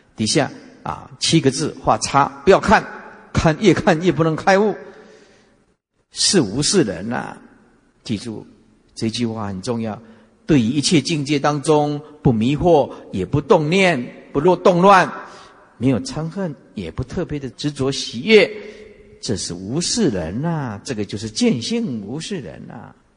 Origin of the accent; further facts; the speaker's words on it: Taiwan; 哪一个国会打得像我们台湾这么凶的啊